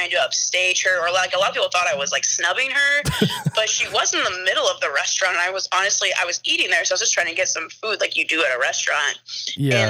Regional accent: Waterloo, Iowa, United States; I am originally from Waterloo, Iowa, born and raised Hawkeye fan.

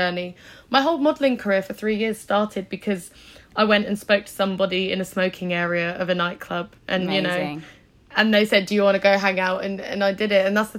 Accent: Isle of Wight, South East England, United Kingdom; moved away as an adult; now in London, United Kingdom; I'm from the Isle of Wight, somewhere that's where I was born. And there's not a lot going on there.

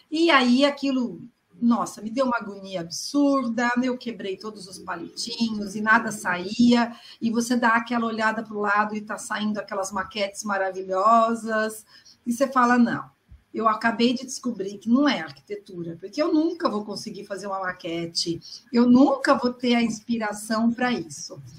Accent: São Paulo, Brazil; Nasci em São Paulo, sempre vivi em São Paulo.

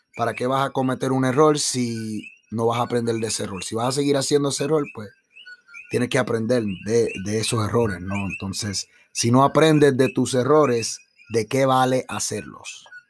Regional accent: Puerto Rico; somos los puertorriqueños

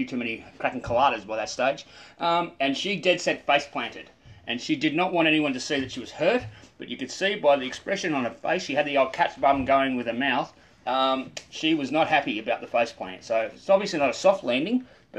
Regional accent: Canberra, Australian Capital Territory, Australia; I love seeing a bloke who was born and raised in the Canberra-Queanbeyan area go surfing. I love it because it doesn't come naturally to us.

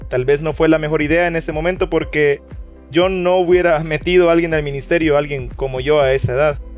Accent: El Salvador

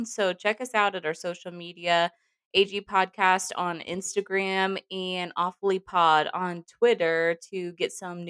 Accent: Raytown, Missouri, United States; we all went to Raytown. We're from Raytown, Missouri. So it's a pretty small, not the best town. So we have kind of an interesting perspective on things. We grew up a little bit different than a lot of people.

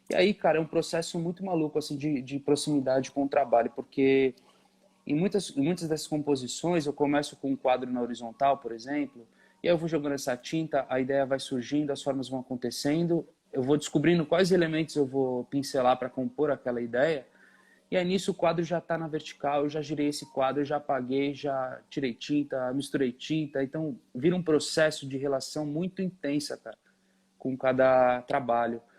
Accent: São Paulo, Brazil; sou de São Paulo, nasci em São Paulo, é, criado, nasci e criado em São Paulo, na Zona Leste.

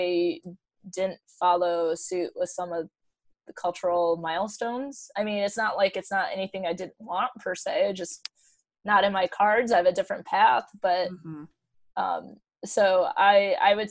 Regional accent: Michigan, United States; we're from Michigan

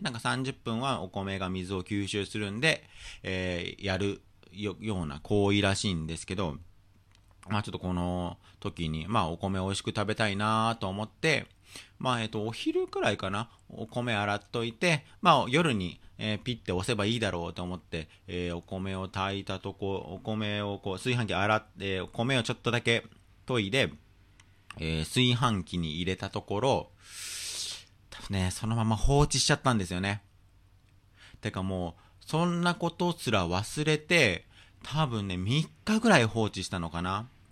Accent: Tokyo, Japan; 一応僕はもうずっと東京出身で、東京育ちなんで

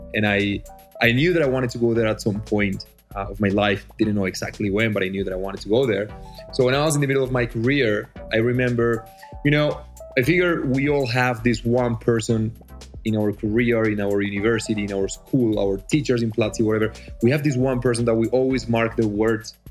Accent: Medellín, Antioquia, Colombia; English is a second language; also born or lived in Australia; I was born in Medellin, Colombia, uh, the city of the eternal spring.

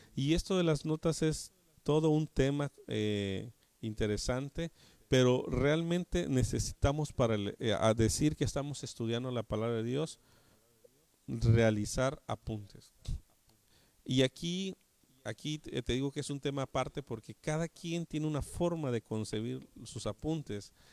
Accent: Mexico; nosotros como eh, mexicanos

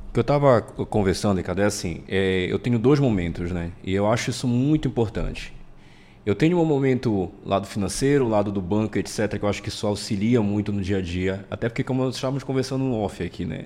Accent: Pará, Brazil; eu sou paraense, nascido e criado aqui, nunca saí daqui

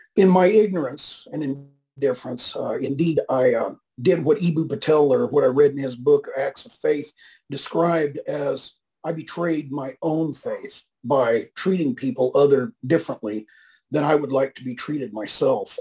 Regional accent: northwestern Kansas, United States; moved away; also born or lived in California; I grew up in a little town in Kansas in the northwestern corner.

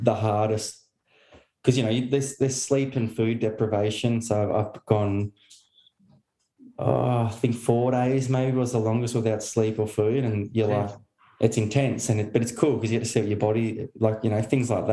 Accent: Hobart, Tasmania, Australia; moved away as an adult; also born or lived in Melbourne / Darwin / Queensland / New South Wales; now in Newcastle, Australia; I'm from Hobart originally. So yeah, down in Tasmania, and most of my family still there.

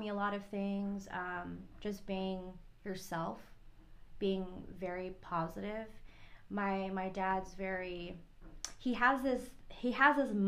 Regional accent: Guam; moved away as an adult; also born or lived in Philippines; I was from Guam

